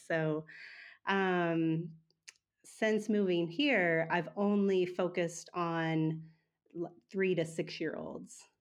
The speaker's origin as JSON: {"language": "English", "region": "Oklahoma", "country": "United States", "tie": "born or raised there", "also_born_or_lived": "Wagoner", "moved": "yes", "said": "I was born and raised in Oklahoma, um, so I've been in Oklahoma most of my life, or for the first half of my life."}